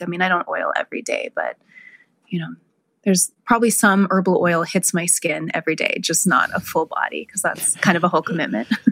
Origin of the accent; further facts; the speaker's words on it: South Lake Tahoe, California, United States; my hometown of South Lake Tahoe